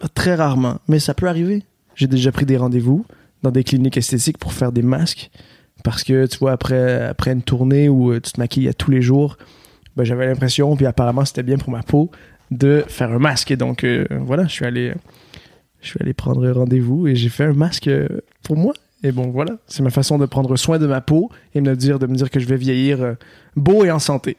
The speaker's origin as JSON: {"language": "French", "region": "Quebec", "country": "Canada", "accent": "Québécois", "said": "j'ai un accent québécois, donc je viens, je viens du Québec"}